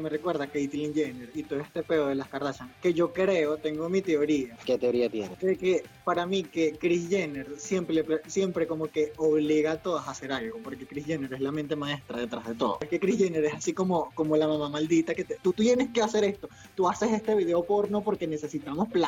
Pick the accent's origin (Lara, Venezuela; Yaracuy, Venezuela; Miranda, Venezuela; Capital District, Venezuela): Lara, Venezuela; Barquisimeto; Yo, yo soy de Barquisimeto. Y en Barquisimeto, hay una zona del centro donde venden como muebles y todo el asunto.